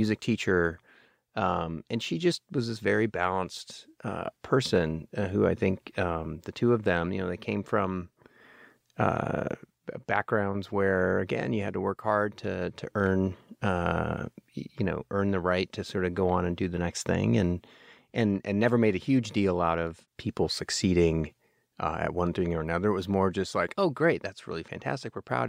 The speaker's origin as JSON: {"language": "English", "town": "Houston", "region": "Texas", "country": "United States", "tie": "born or raised there", "said": "I managed to spend my entire childhood in Houston and not come away with an accent"}